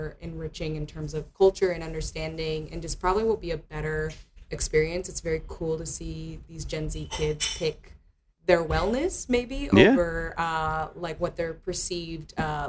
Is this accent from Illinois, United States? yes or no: no; Texas, United States; also born or lived in Los Angeles / Portland; now in New York City, United States; I am the one Puerto Rican from Texas. I was born in LA, raised in Texas, been around these United States, was in Portland for a bit, and now I'm in Brooklyn in New York City, baby.